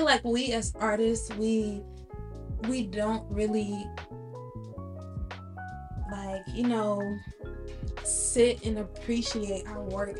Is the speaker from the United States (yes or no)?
yes; Dallas, Texas, United States; moved away; we are recording in my hometown, Dallas, Texas.